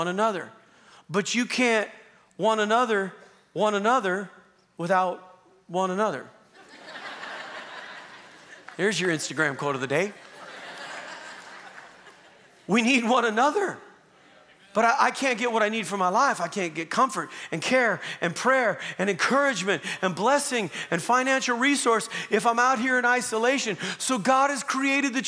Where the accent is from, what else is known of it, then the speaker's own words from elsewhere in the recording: Southern Oregon, United States; also born or lived in Long Beach, California; now in Calgary, Canada; I grew up in Southern Oregon, part of my upbringing, and my family lived on 27 acres